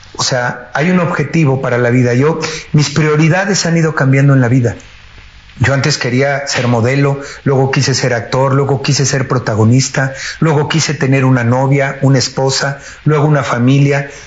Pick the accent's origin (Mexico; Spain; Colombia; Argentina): Mexico; Mexico City; also born or lived in United States; yo nací en Iztapalapa, eh, en la colonia San Lorenzo Chicotencatl